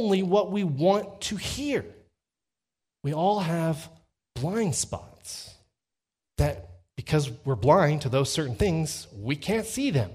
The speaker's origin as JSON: {"language": "English", "region": "Texas", "country": "United States", "accent": "Texas twang", "said": "I'm from Texas, because I can translate using my Texas twang"}